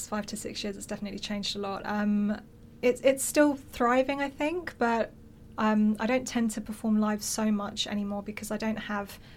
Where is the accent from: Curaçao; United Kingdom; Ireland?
United Kingdom; London; also born or lived in Cyprus; I was born here, ah, but raised very much as a, a Greek Cypriot.